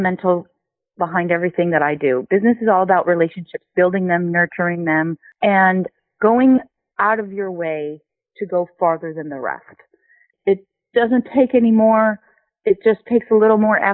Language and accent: English; Los Angeles, California, United States; I grew up right in the car mecca of the world, right here in Los Angeles